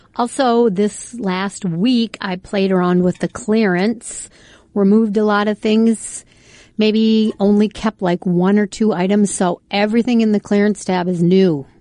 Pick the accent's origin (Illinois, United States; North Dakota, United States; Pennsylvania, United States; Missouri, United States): North Dakota, United States; Fargo; where we grew up tubing and where I took my kids, I'm from Fargo